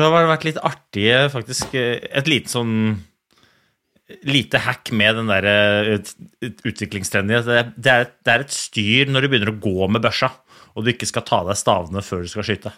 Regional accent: Oslo, Norway; jeg kommer fra Oslo skikrets

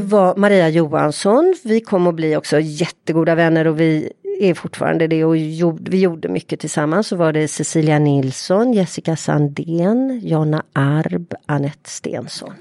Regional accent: Partille, Västra Götaland, Sweden; där jag är uppvuxen i ett radhusområde

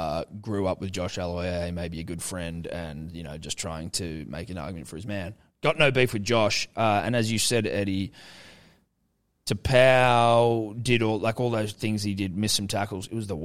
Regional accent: Ghana; So I'm a Ghanaian man.

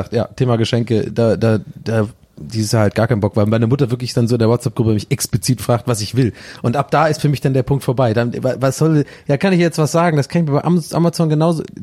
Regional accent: Hirschau, Baden-Württemberg, Germany; born or raised there; moved away

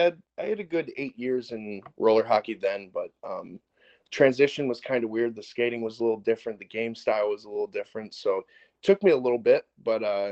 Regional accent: Madison Heights, Michigan, United States; I'm from Madison Heights, Michigan.

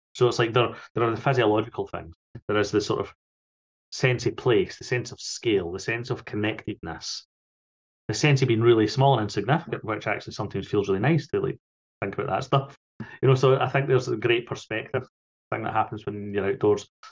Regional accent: Falkirk, Scotland, United Kingdom; I grew up in Falkirk

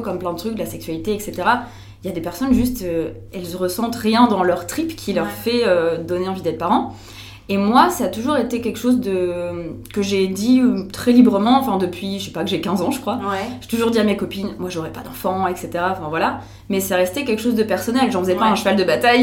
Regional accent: France; now in Belgium; je suis française, mais j'habite en Belgique maintenant.

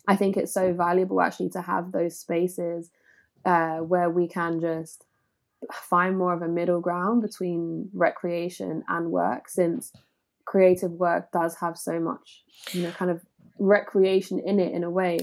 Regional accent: London, United Kingdom; Growing up in Walthamstow anyway was super multicultural

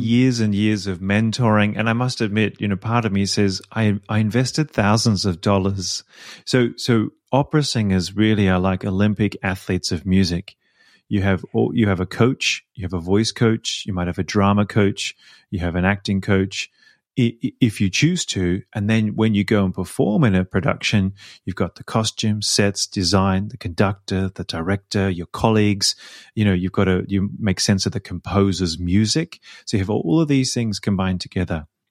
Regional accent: Melbourne, Victoria, Australia; accent: Australian; moved away as an adult; also born or lived in Sydney; now in Vienna, Austria; I was born in Melbourne, but I lived in Sydney for about ten years when I sang professionally

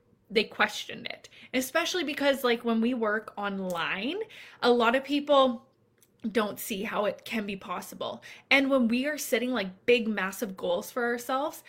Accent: Canada; I'm Canadian

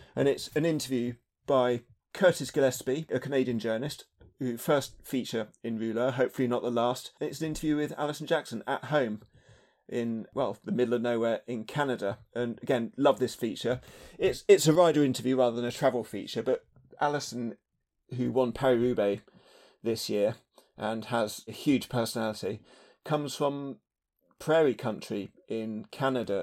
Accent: United Kingdom; as a British fan

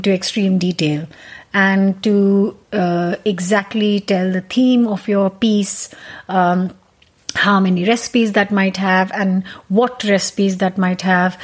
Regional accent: Punjab, India; moved away as an adult; now in United Kingdom; I'm Punjabi, which is I'm North Indian

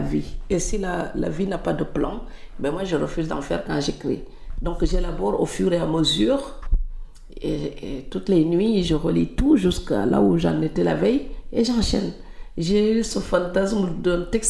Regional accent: Senegal; moved away; en tant que Sénégalais

